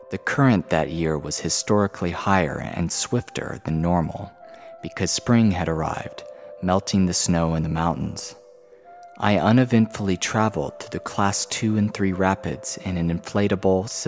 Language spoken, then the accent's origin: English; Queens, New York, United States; Growing up, I was born and raised in Queens, New York the youngest daughter in a family of five children.